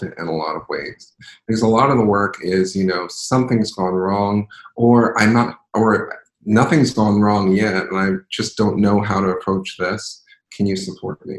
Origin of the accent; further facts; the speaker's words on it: Philadelphia, Pennsylvania, United States; I'm from Philadelphia, city of brotherly, sisterly, personally love.